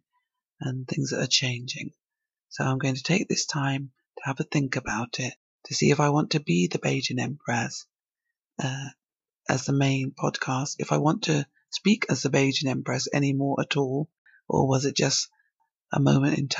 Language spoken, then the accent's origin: English; England, United Kingdom; also born or lived in Barbados; I was born in England, but I went to school, secondary school over there for a few years